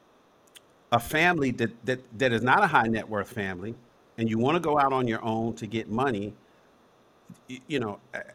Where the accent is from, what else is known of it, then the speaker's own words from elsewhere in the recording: New York City, New York, United States; now in Los Angeles, United States; I was born in Harlem. I was born at Columbia Presbyterian Hospital.